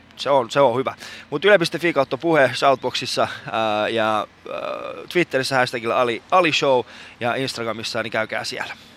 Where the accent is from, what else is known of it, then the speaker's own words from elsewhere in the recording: Iran; now in Helsinki, Finland; mä oon iranilainen